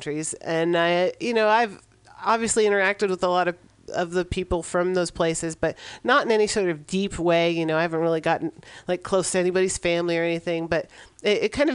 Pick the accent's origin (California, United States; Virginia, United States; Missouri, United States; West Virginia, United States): California, United States; San Francisco; I'm from San Francisco. I'm from California